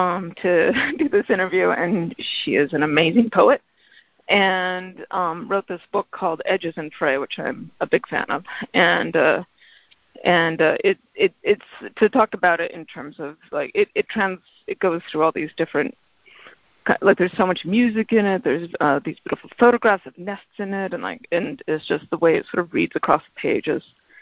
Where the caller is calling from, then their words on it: Middletown, Connecticut, United States; I'm calling from Middletown, Connecticut.